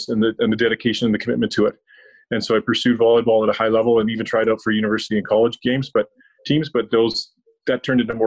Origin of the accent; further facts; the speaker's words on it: Belfast, Northern Ireland, United Kingdom; now in Canada; As a child, I grew up in Belfast in Ireland